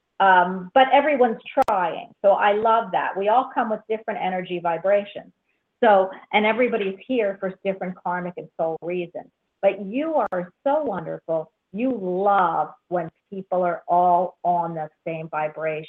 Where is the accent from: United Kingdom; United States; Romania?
United States; Central Florida; I'm from Central Florida